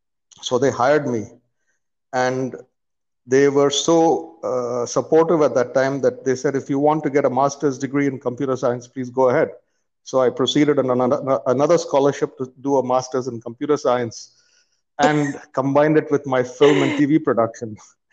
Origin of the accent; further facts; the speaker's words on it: India; So I part of growing up in India involved traveling around India because my father was an installation engineer